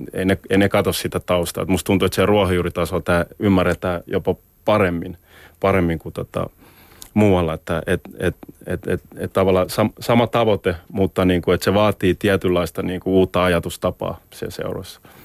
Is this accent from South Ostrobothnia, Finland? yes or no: no; Helsinki, Uusimaa, Finland; moved away as an adult; kasvoin, kasvoin Maunulassa